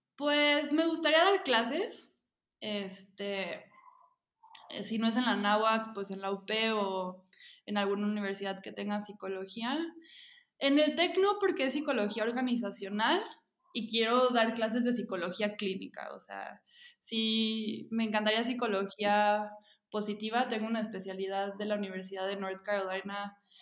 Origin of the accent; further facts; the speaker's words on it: Mexico; soy parte del grupo de memeras mexicanas